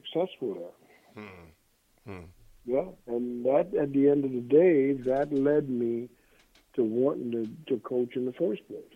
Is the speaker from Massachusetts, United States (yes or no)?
no; New Jersey, United States; born or raised there; moved away as an adult; also born or lived in Trinidad / Nebraska